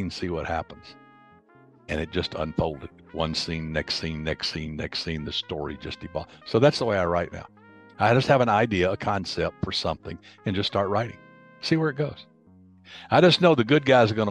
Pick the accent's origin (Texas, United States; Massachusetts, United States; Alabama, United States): Alabama, United States; I'm from Alabama